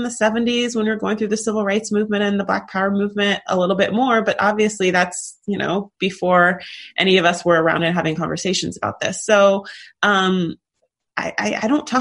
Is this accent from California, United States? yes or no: yes; California, United States; growing up in California